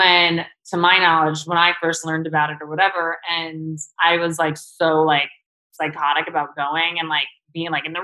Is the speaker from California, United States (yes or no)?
no; New York City, New York, United States; I grew up in Chelsea